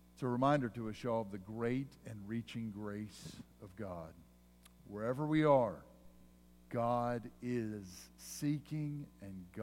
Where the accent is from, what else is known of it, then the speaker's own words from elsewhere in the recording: Pennsylvania, United States; where I grew up in Pennsylvania